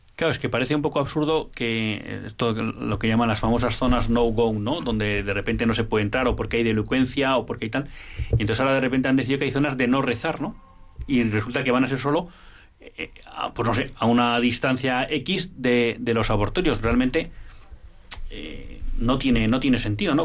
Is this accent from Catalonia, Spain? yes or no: no; Bilbao, Basque Country, Spain; en Bilbao, mira, mi tierra